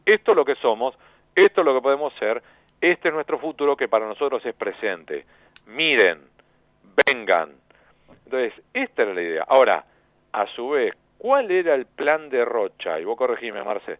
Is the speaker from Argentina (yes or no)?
yes; La Plata, Buenos Aires Province, Argentina; moved away; also born or lived in Spain / United States; Soy nacido y criado en La Plata, después di la vuelta por varios lados, España, Estados Unidos, y volví acá a La Plata a formar la familia